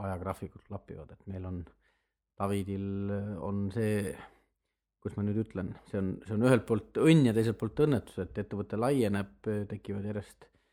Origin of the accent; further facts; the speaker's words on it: Viljandi County, Estonia; moved away as an adult; also born or lived in Tartu / Tallinn; ma olen Viljandist pärit, Viljandis õppinud matemaatika, füüsika erikallakuga klassis